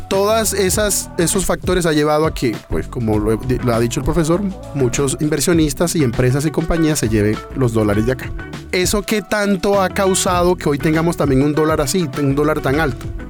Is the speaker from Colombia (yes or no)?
yes; Colombia; nosotros como colombianos